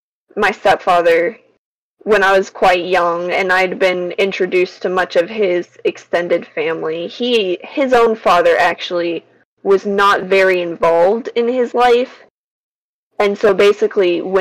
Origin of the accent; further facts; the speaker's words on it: the South, United States; I'm from the South